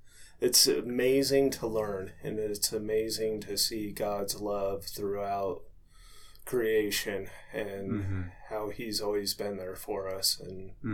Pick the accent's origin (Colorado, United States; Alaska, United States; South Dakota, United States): Colorado, United States; Littleton; now in Bailey, United States; I was born in Littleton